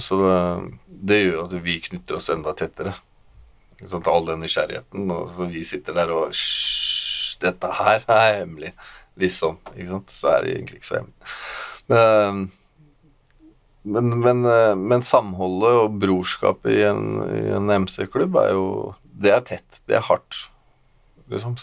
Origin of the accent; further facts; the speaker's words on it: Moss, Østfold, Norway; also born or lived in Våler; Jeg er eh, oppvokst i Våler og i Moss